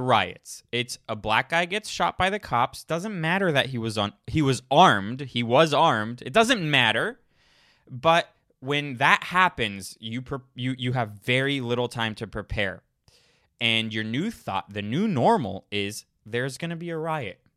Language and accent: English; Florida, United States; moved away; I grew up in Florida